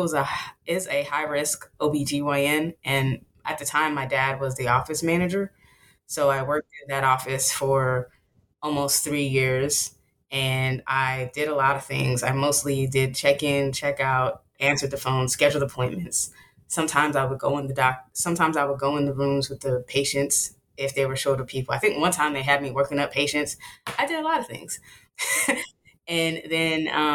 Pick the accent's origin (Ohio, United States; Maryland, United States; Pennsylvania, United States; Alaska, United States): Maryland, United States; Silver Spring; I grew up on the East Coast. I'm from Silver Spring, Maryland, which is a suburb outside of DC